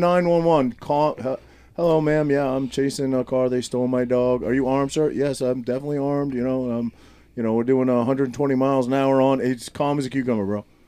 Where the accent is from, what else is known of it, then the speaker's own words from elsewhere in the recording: Maine, United States; Maine, maybe, like my home state